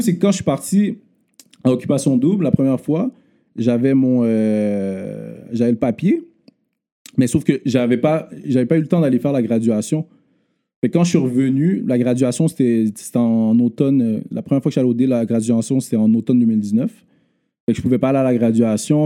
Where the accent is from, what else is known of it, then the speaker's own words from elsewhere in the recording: Montreal, Quebec, Canada; also born or lived in Laval; J'ai grandi à Montréal Nord, euh, de un, ben, de ma naissance à dix ans